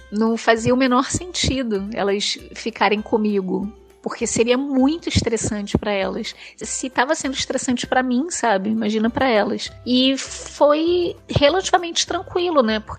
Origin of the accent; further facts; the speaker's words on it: Rio de Janeiro, Brazil; eu sou do Rio de Janeiro, sempre morei no Rio de Janeiro